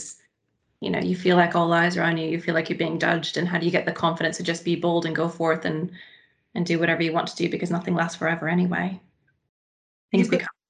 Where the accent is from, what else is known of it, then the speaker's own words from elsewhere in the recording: United States; I'm American